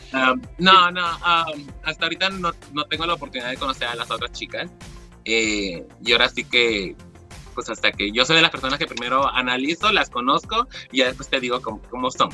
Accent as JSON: {"language": "Spanish", "country": "Mexico", "moved": "yes", "lives_now": "California, United States", "said": "siendo latina, mexicana, luego no hablas bien el idioma en esos tiempos"}